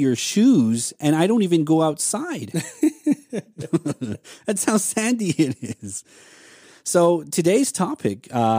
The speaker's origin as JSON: {"language": "English", "area": "Hopi", "region": "Arizona", "country": "United States", "said": "we as Hopis have our own delicacy going on"}